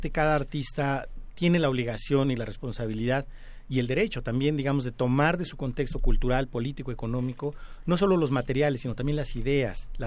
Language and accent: Spanish; Mexico City, Mexico; los pedregales de Coyoacán, donde yo nací